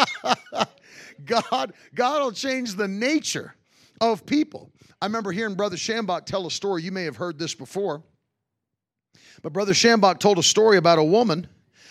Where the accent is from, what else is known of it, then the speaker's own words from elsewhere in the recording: Virginia Beach, Virginia, United States; I grew up in Virginia Beach.